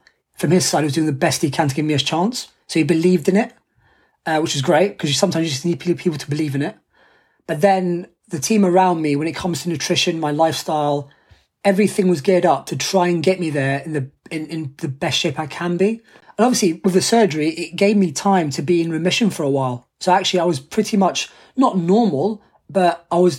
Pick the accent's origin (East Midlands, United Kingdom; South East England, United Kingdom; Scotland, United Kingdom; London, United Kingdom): London, United Kingdom; I'm from London. So like, it's my home city's Paralympic Games.